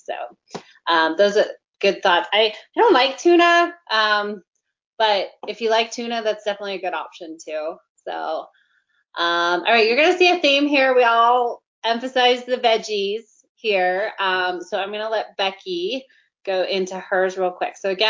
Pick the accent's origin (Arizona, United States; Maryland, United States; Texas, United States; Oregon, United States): Texas, United States; I grew up in Texas, but for some reason I don't have that accent.